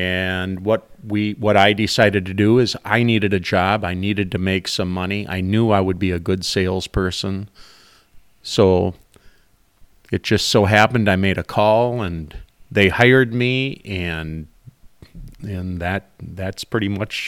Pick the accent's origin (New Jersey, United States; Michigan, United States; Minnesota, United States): Minnesota, United States; Rice; I grew up in the St. Cloud area, the Rice area on the river, and I always was a fan of the outdoors.